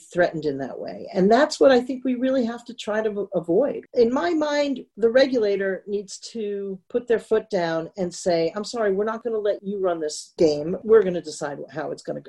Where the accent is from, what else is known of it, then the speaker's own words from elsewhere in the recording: Northern New Jersey, United States; also born or lived in New York City; now in Central New Jersey, United States; I was raised in Northern Jersey, is where we call it Taylor ham